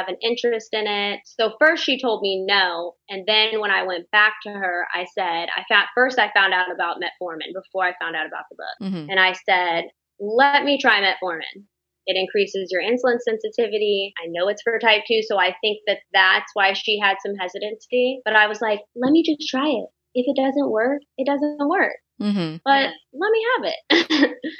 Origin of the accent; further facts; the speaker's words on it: the South, United States; I'm from the South.